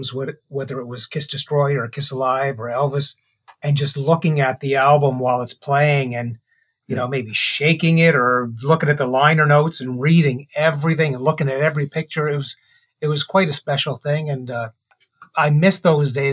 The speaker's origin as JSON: {"language": "English", "town": "Charlottetown", "region": "Prince Edward Island", "country": "Canada", "tie": "born or raised there", "said": "I was born in Charlottetown in 1964"}